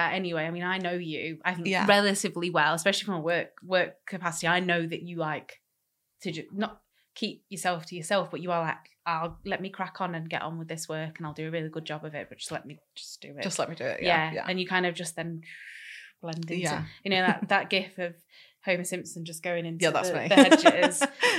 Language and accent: English; Manchester, North West England, United Kingdom; we're from Manchester. Very diverse city.